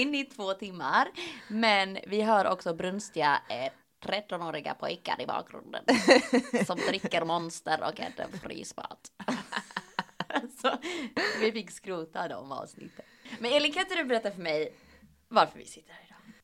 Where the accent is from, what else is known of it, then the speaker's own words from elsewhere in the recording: Östergötland, Sweden; accent: Östgötska; pratar lite östgötska